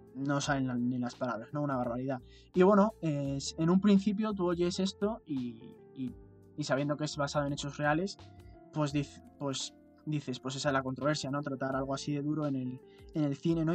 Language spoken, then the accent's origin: Spanish; Spain; por si el acento no lo denotaba, ni nuestras expresiones, ni todas estas cosas, eh, nosotros somos españoles.